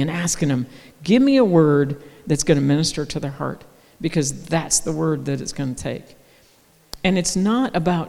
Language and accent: English; United States; We're from America